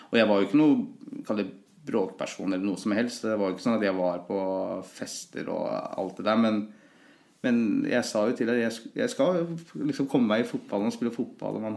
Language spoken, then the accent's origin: Norwegian; Løten, Innlandet, Norway; Men jeg har jo alltid, for meg så har Løten vært egentlig hjembyen min.